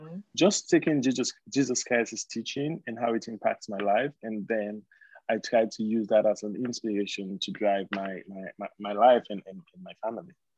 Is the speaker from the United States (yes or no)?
no; Sierra Leone; we we we grew up in Sierra Leone